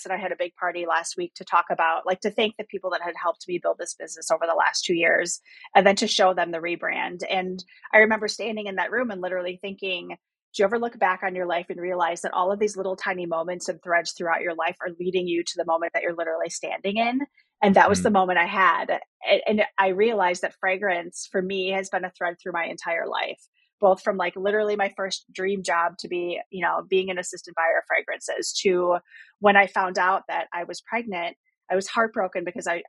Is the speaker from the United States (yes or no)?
yes; Wisconsin, United States; I was born in Wisconsin, spent a ton of time in nature